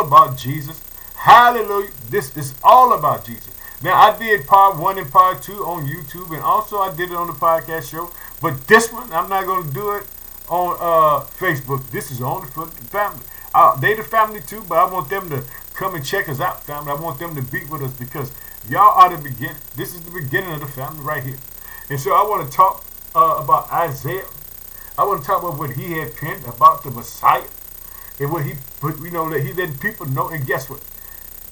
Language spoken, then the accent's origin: English; Illinois, United States; the country of Illinois, which is my home state. I live in the city of Chicago